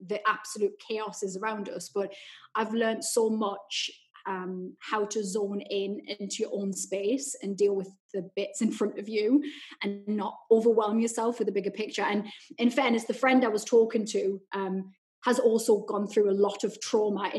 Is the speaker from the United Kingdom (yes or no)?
yes; Newcastle upon Tyne, North East England, United Kingdom; that was my childhood growing up in Newcastle.